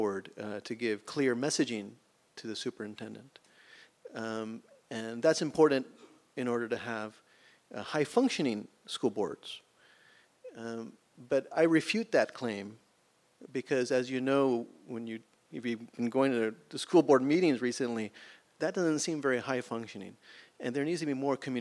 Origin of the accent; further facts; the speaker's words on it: Texas, United States; also born or lived in Peru; My father immigrated to the United States from Peru, part of the Las Palmas Fulbright Scholarship, and I came and I grew up in Texas